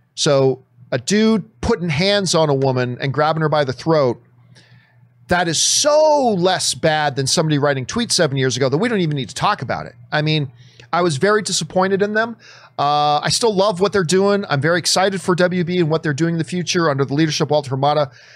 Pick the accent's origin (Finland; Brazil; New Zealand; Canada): Canada; I'm Canadian